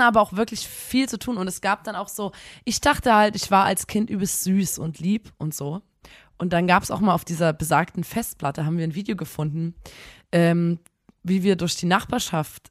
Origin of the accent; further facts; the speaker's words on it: Chemnitz, Saxony, Germany; bei uns in Chemnitz